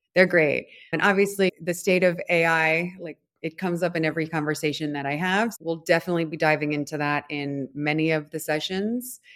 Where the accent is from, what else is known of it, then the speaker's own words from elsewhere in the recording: Providence, Rhode Island, United States; moved away; also born or lived in Washington, D.C. / New York / Rio de Janeiro / São Paulo; I'm from Providence, Rhode Island